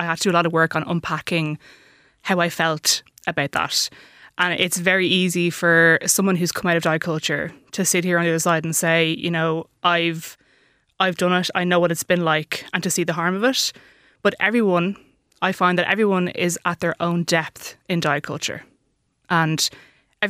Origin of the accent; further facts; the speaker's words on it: Dublin, Leinster, Ireland; I am from Dublin. I live in Dublin